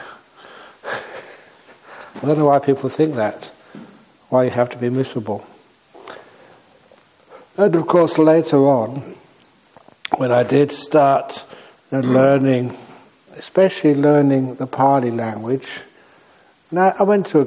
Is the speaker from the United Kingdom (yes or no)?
yes; England, United Kingdom; moved away as an adult; also born or lived in Thailand; I was born in England